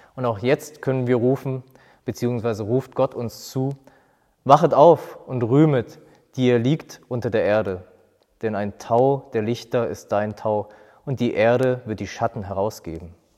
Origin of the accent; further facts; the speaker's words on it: Germany; hier bei uns in Deutschland.